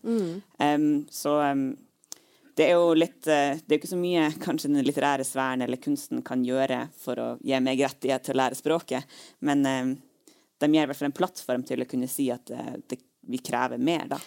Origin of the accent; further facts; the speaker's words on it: Troms, Norway; jeg er jo eh, fra Nord-Troms, og min familie bor jo langs E6